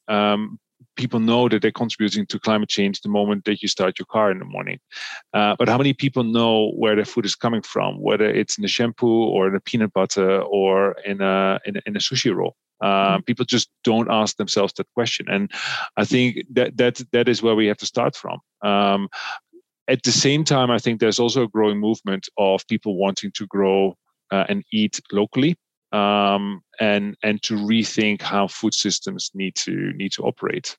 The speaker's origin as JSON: {"language": "English", "country": "Netherlands", "said": "I come from the Netherlands, a, a relatively wealthy country"}